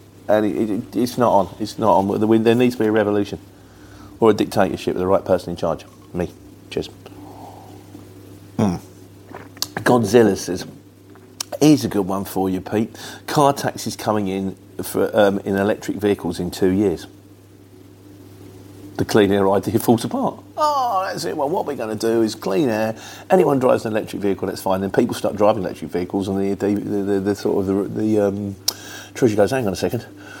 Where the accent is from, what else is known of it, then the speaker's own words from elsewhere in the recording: United Kingdom; You know, I'm British, so my upper lip is stiff.